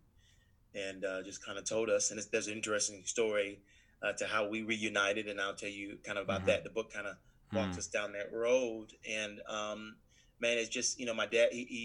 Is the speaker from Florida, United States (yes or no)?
no; Atlanta, Georgia, United States; also born or lived in Augusta, Georgia; I'm born and raised in Atlanta, Georgia